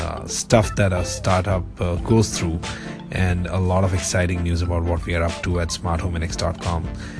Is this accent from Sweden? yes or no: no; India; I am an Indian entrepreneur.